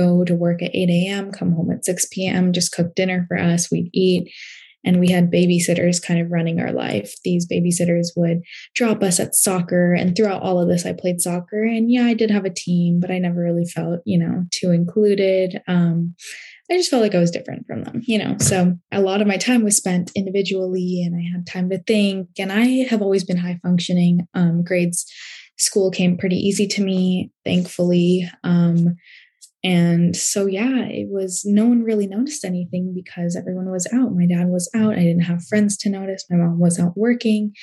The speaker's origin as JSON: {"language": "English", "town": "Portland", "region": "Oregon", "country": "United States", "tie": "born or raised there", "said": "I was born in Portland, Oregon"}